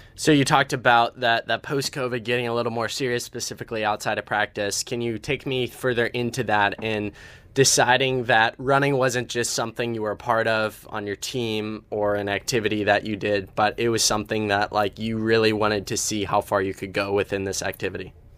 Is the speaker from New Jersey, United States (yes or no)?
no; Ohio, United States; I come from Ohio, so somewhat similar to Iowa